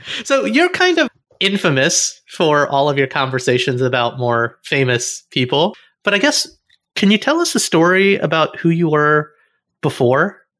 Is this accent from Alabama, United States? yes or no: yes; Alabama, United States; I didn't grow up around a lot of Indian kids. I grew up in Alabama, right?